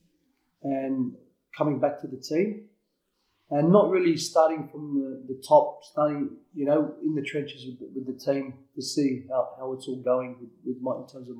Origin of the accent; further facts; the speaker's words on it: Sydney, New South Wales, Australia; I grew up in Blacktown, Quakers Hill. I don't know if you know where that is. That's sort of Western Sydney